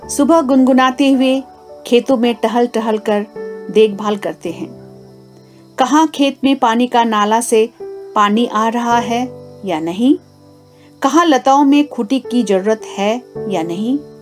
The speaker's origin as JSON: {"language": "Hindi", "town": "Kalimpong", "region": "West Bengal", "country": "India", "said": "पश्चिम बंगाल राज्य के कालिम्पोंग क्षेत्र की निवासी हूँ"}